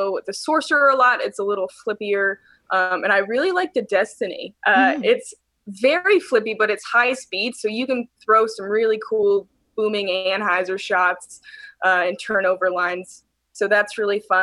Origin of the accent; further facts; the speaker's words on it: San Diego, California, United States; moved away as an adult; now in Missoula, United States; I grew up in San Diego area